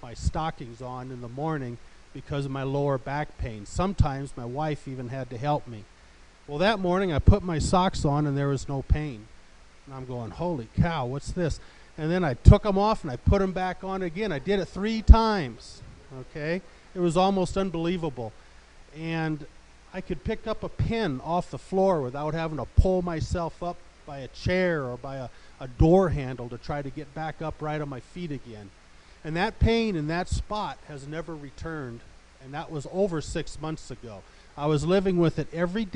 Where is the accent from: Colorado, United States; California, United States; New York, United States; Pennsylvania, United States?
Colorado, United States; Olathe; I'm from Olathe, Colorado.